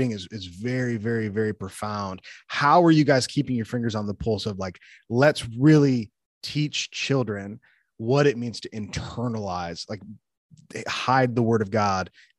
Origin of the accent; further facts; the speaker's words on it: the North, United States; also born or lived in the South (US); now in the South, United States; I live in the South. So yeah, but I'm from the North. So when I came down, I had to learn.